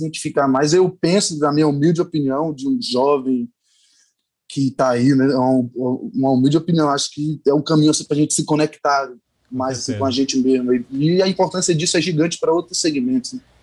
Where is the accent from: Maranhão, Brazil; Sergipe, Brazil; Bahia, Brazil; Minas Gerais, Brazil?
Bahia, Brazil; accent: Bahian; now in Rio de Janeiro, Brazil